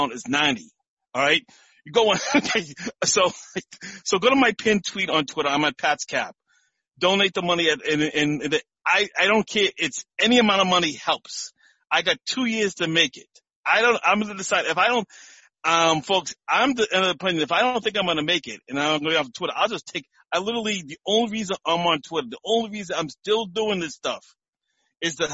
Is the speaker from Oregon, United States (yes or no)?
no; Malden, Massachusetts, United States; moved away as an adult; now in Connecticut, United States; a food pantry in Malden, where I grew up, Malden, Massachusetts. And now I live in Connecticut